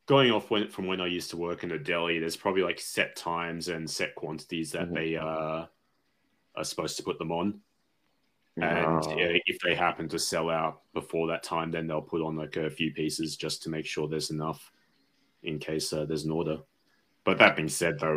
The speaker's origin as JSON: {"language": "English", "country": "Australia", "moved": "yes", "lives_now": "Japan", "said": "as the Australian here"}